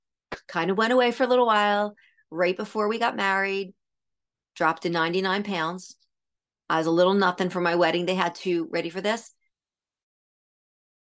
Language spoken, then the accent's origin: English; Pennsylvania, United States; I was from Pennsylvania